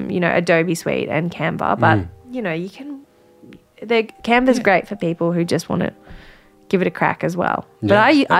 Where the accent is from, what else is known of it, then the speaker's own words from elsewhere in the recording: Wangaratta, Victoria, Australia; moved away; also born or lived in Melbourne; I was from Wangaratta